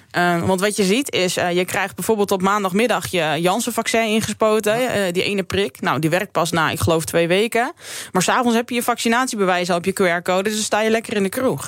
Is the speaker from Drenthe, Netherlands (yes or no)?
yes; Drenthe, Netherlands; moved away; ik kom natuurlijk uit Drenthe